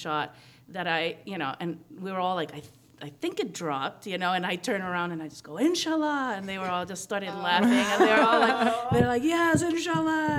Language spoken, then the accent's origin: English; Guatemala; moved away as an adult; now in United States; I'm from Guatemala, born and raised, and then I came to the States when I came to college